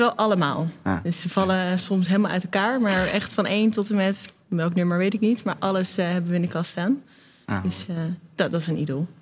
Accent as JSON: {"language": "Dutch", "town": "Delft", "region": "South Holland", "country": "Netherlands", "tie": "born or raised there", "moved": "as an adult", "lives_now": "Amsterdam, Netherlands", "said": "als ik in Delft binnenrijd, dan ben ik thuis"}